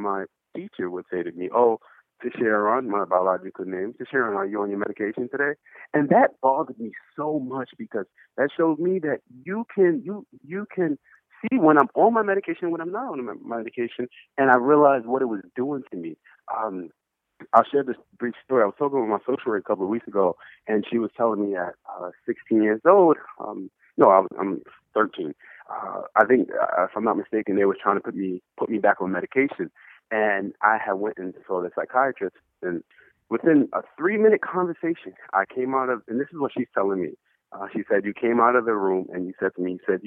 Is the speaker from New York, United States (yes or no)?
yes; New York, United States; my home state, New York